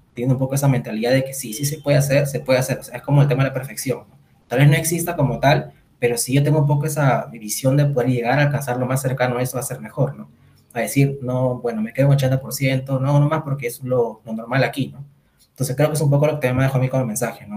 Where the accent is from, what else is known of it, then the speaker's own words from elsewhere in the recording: Lima, Peru; soy de Lima, Perú